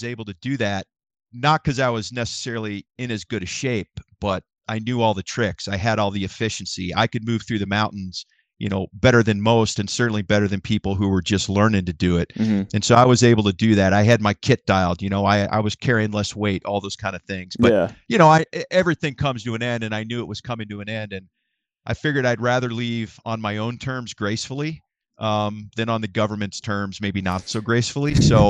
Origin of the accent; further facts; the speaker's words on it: Ohio, United States; I grew up in Northern Ohio. So whitetail was king, still is.